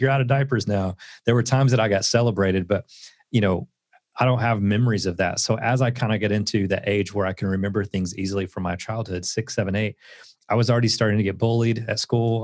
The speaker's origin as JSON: {"language": "English", "region": "Southeast Tennessee", "country": "United States", "tie": "born or raised there", "said": "I grew up in Southeast Tennessee"}